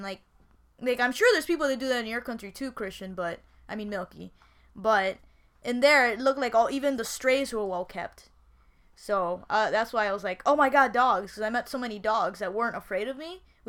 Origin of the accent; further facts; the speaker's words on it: Peru; now in United States; I'm Peru. I'm from Peru